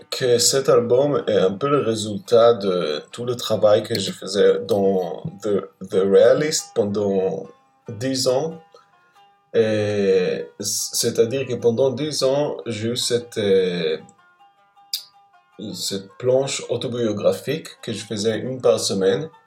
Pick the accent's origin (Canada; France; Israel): Israel; je pense que quand j'ai grandi en Israël, on, cette partie était, je veux dire, la place des nationalités palestiniennes, en fait, n'était pas racontée.